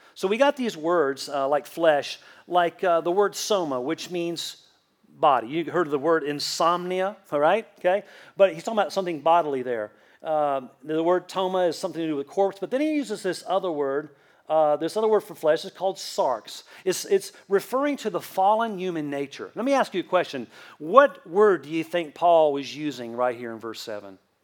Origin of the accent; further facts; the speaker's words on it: Southeast Tennessee near Chattanooga, United States; In the first half of my childhood, I grew up in South Florida near Miami. And then the second half of my childhood, I grew up in Southeast Tennessee near Chattanooga.